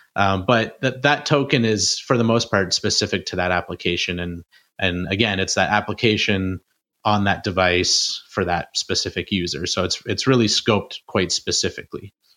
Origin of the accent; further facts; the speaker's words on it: Canada; I'm from Canada